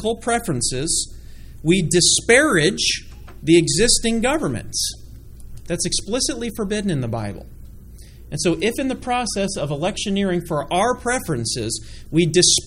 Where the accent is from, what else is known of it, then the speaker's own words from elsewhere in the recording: United States; as American Christians